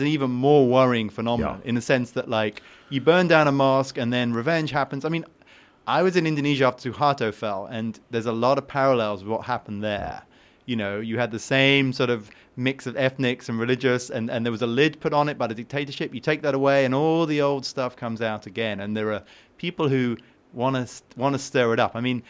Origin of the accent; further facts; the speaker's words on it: United Kingdom; I am British, and I'm part of the evil imperialist.